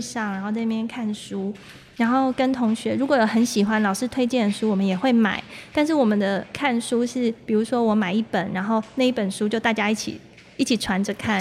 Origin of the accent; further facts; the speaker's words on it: Hukou, Hsinchu County, Taiwan; 我从小就是在虎口这个客家庄长大